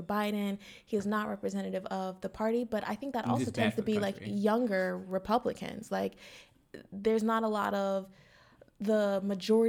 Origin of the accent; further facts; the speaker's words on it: New Castle, Pennsylvania, United States; the current mayor of my hometown, Newcastle, Pennsylvania